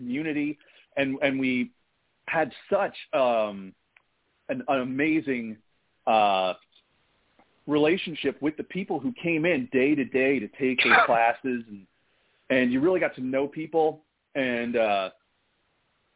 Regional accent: Ireland; being an Irishman.

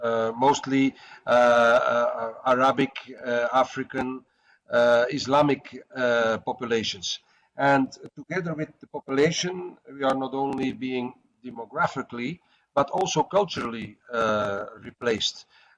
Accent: Antwerp, Flanders, Belgium; first language Dutch; English is a second language; In my hometown, city of Antwerp, the second biggest harbor of Europe

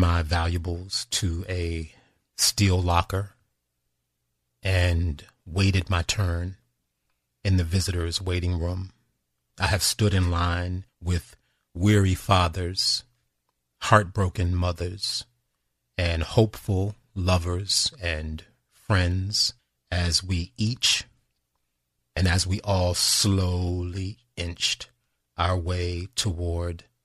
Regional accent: Washington, District of Columbia, United States; the neighboring District of Columbia. That's my hometown

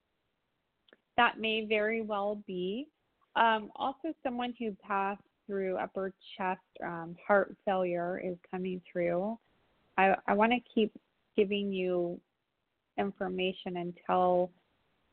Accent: San Diego, California, United States; from my hometown, San Diego.

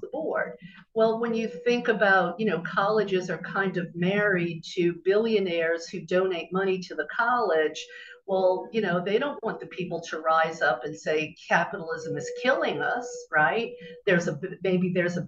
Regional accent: Bible Belt, the South, United States; growing up in the South in the Bible Belt

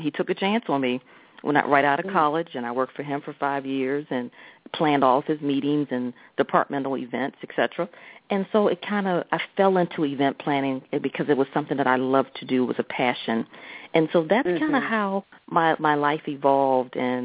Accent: Lanham, Maryland, United States; also born or lived in Washington, D.C. / Silver Spring, Maryland; born in D.C., really raised in Silver Spring and then Lanham

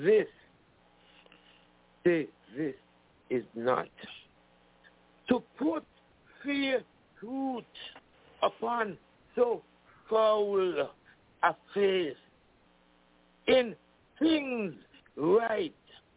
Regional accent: St. Kitts & Nevis; now in United States; I'm from the islands, you know, I'm from St. Kitts, you know, we got our independence from England, and I grew up singing God Save the Queen

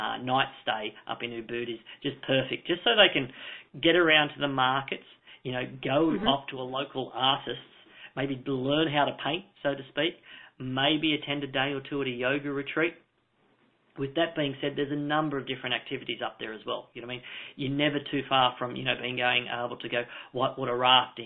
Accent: Australia; as being an Australian

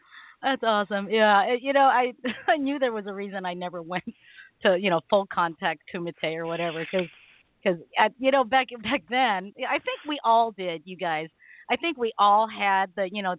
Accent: Philippines; I'm Filipino

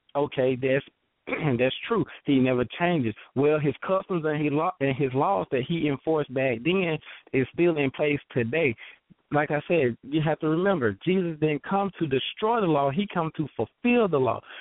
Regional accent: Thomson, Georgia, United States; I'm from uh Thompson, Georgia.

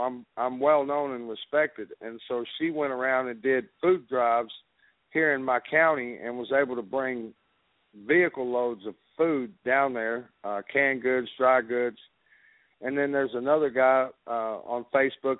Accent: Dallas, Texas, United States; I grew up in Dallas, uh, which was uh, Dallas, Texas, and the part of Dallas that I grew up in was called Grove

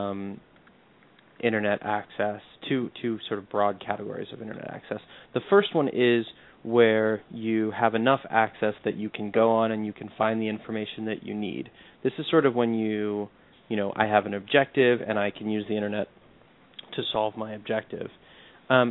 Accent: Charlottesville, Virginia, United States; My hometown of Charlottesville, Virginia

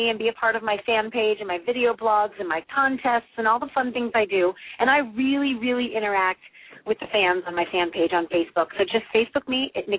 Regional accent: St. Louis, Missouri, United States; I was born and raised in St. Louis

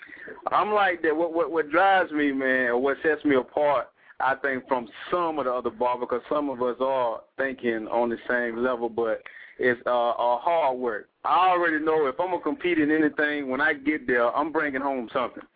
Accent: Henderson, North Carolina, United States; I'm in Henderson, North Carolina, not Greenville, about an hour. Yeah, that's cool. I'm about an hour from Greenville, but we're in Henderson, like north of Raleigh. You know what I'm saying? About 30 minutes. Yeah, but here in my hometown

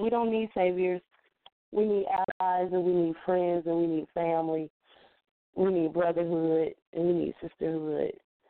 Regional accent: Cincinnati, Ohio, United States; also born or lived in Bay Area, California; So, and I grew up in Cincinnati.

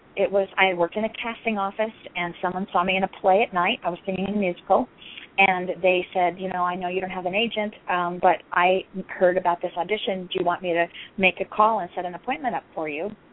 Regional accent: Scottsdale, Arizona, United States; moved away as an adult; also born or lived in Rapid City, South Dakota; I grew up in Arizona

